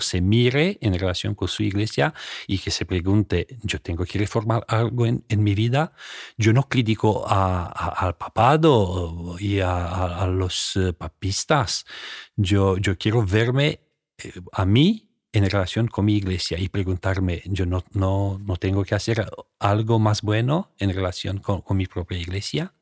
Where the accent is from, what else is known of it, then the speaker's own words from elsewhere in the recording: Romania; Spanish is a second language; moved away as an adult; yo vino de Rumanía